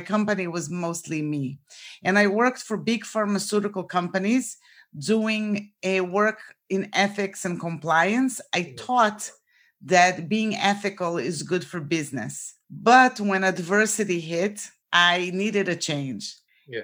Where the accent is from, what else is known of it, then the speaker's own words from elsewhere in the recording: Brazil; moved away as an adult; now in Florida, United States; So I was born in Brazil and I came to the United States for college.